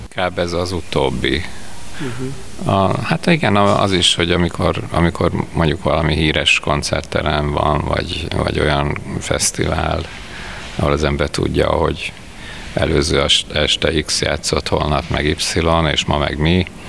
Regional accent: Veszprém, Veszprém County, Hungary; also born or lived in Budapest; now in Veszprém, Hungary; én Veszprémben születtem

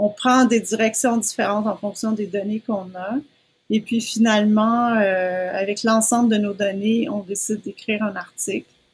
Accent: Quebec, Canada; moved away as an adult; also born or lived in United States; je suis née au Québec, je suis restée au Québec toute ma vie

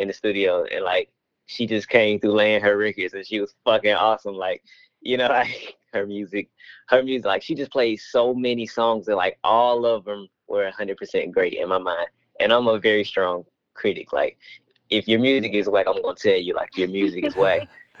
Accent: Atlanta, Georgia, United States; because I'm from Atlanta

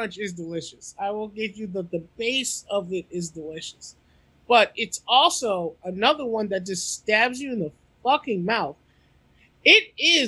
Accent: the South, United States; I'm from the South

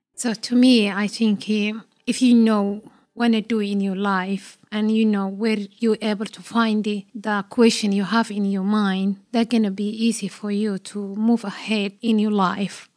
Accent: Somalia; now in Australia; I'm Australian Somali woman, and I'm proud of, like, you know, be a Somali Australian woman.

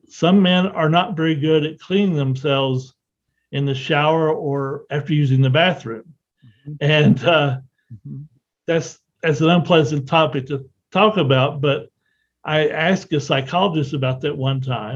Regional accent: the South, United States; I grew up in the South

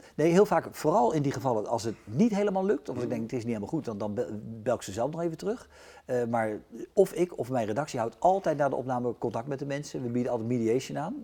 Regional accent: The Hague, South Holland, Netherlands; als ze vragen waar kom je vandaan, dan zeg ik al wel toch met enige trotse Den Haag

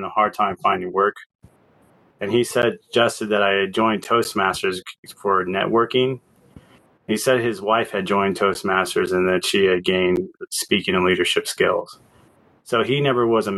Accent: Tucson, Arizona, United States; I'm from Tucson

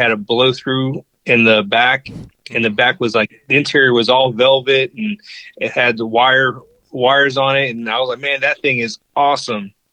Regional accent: Virginia Beach, Virginia, United States; So originally, I uh, was born and raised in Virginia on the coast at the beach in Virginia Beach, and then my dad was in the military, so I kind of moved all around after that.

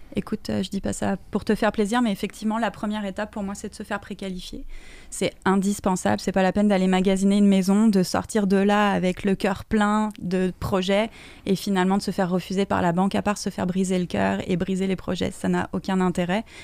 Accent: France; now in Canada; je viens de France.

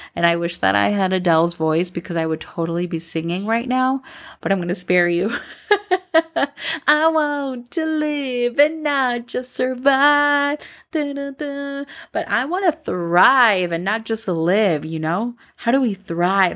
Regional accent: Minnesota, United States; moved away as an adult; now in Colombia; growing up in Minnesota, I always felt like an outsider.

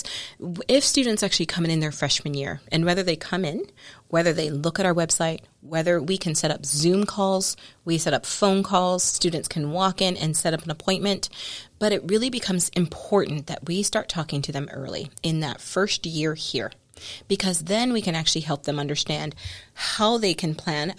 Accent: United States; we all still think as Americans

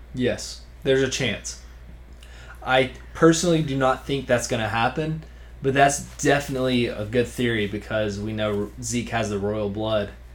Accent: Georgia, United States; I'm from Georgia, folks. I'm pretty country

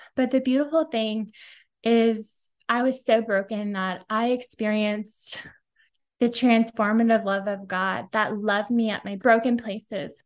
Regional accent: Silicon Valley, Bay Area, California, United States; I grew up in Silicon Valley, Bay Area, always been a California girl

